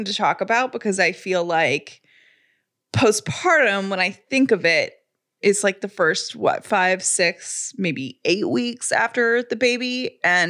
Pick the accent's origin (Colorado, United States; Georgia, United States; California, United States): Georgia, United States; Atlanta; I grew up in Atlanta